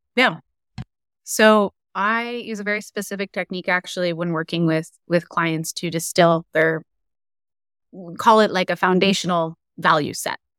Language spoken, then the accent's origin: English; Silicon Valley, California, United States; I grew up in the Silicon Valley, so I grew up around A I.